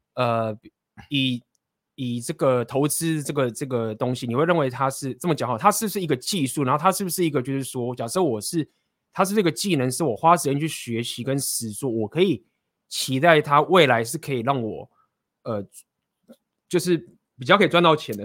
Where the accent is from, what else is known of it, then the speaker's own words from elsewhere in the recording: Taiwan; 我们都土生， 土生土长的这个台湾人